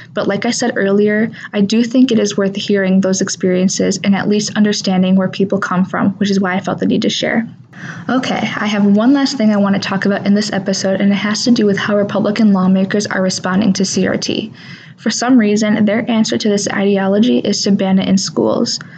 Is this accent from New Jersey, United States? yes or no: no; Wisconsin, United States; I'm from Nidisodepot, a small town that is surrounded by a bunch of other small towns in between the cities of Waukesha and Oconomowoc